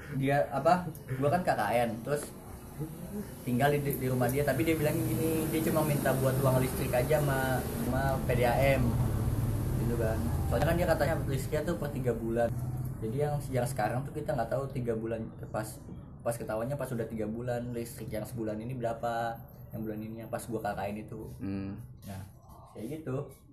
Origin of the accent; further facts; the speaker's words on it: South Tangerang, Banten, Indonesia; dari Tangsel